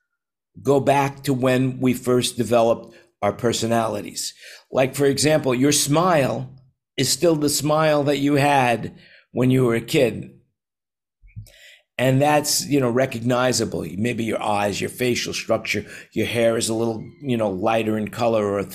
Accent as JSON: {"language": "English", "region": "New York", "country": "United States", "tie": "born or raised there", "moved": "yes", "said": "I moved away from New York"}